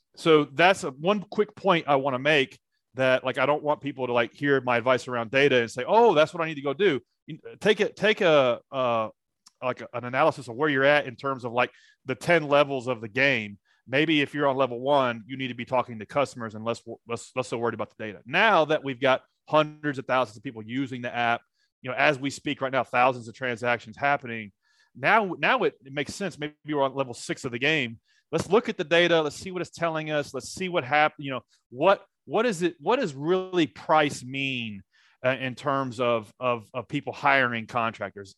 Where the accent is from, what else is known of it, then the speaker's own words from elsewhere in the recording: Nashville, Tennessee, United States; I'm from Nashville, Tennessee